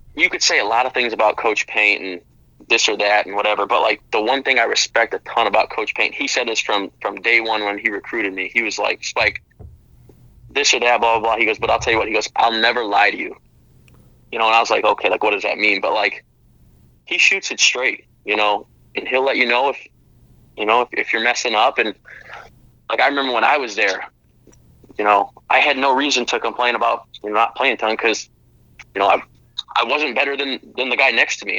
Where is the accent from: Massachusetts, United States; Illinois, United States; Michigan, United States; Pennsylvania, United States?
Illinois, United States; Chicago; I'm from Chicago